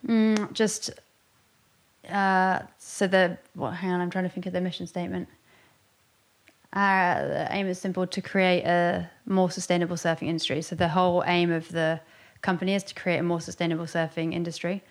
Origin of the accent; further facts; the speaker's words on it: Westward Ho!, South West England, United Kingdom; I grew up in Westwood Ho, which is kind of the, I always think it's a bit of the underground town in North Devon